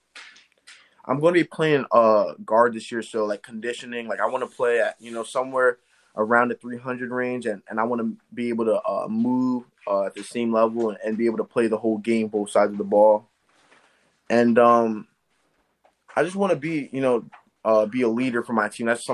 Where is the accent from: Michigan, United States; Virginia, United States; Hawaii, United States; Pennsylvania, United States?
Pennsylvania, United States; Eastern; I'm from Eastern Pennsylvania